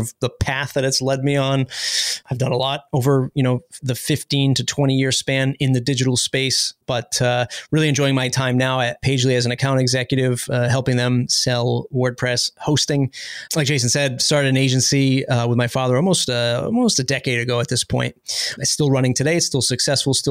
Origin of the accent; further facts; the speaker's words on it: East Coast, United States; We're from the East Coast